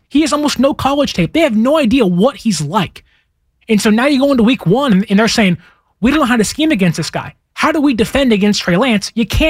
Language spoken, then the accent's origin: English; Pittsburg, California, United States; if I said I'm from Pittsburgh, which is where my home is